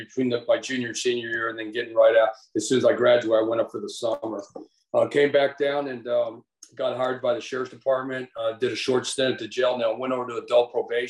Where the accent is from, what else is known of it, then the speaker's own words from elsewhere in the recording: Tucson, Arizona, United States; I grew up in Tucson